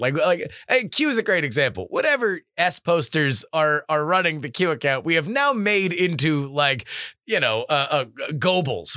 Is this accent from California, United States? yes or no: no; South Florida, United States; I'm from South Florida